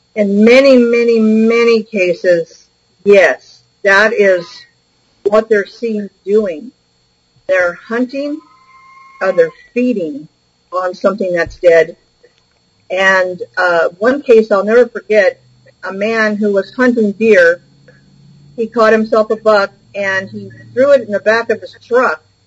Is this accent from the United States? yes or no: yes; Bay Area, California, United States; I was raised in the Bay Area